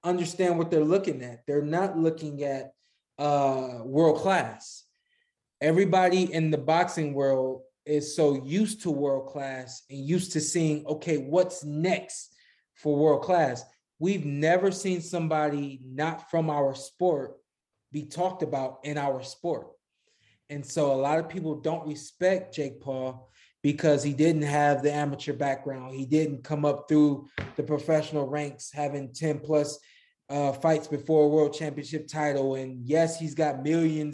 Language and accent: English; Cleveland, Ohio, United States; also born or lived in Akron, Ohio; I spent a lot of my childhood in Northeast Ohio, in the suburbs of Cleveland, in the suburbs of Akron